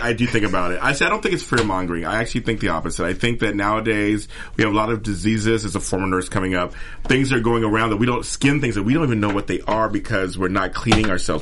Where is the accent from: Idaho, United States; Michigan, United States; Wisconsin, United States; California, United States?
California, United States; San Francisco; I'm from San Francisco